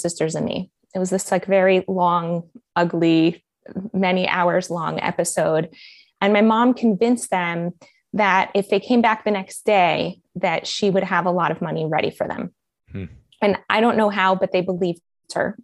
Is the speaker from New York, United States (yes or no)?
no; Miami, Florida, United States; accent: American; moved away as an adult; also born or lived in Colombia; now in Israel; I have such a good American accent when I speak in English because I mostly grew up in Miami.